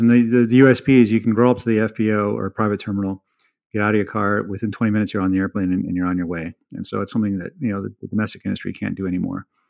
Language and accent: English; the East, East Coast, United States; moved away; also born or lived in India; I grew up in the East